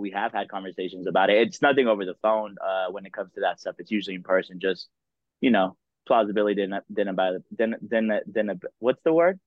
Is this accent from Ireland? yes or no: no; Dallas, Texas, United States; I grew up in Dallas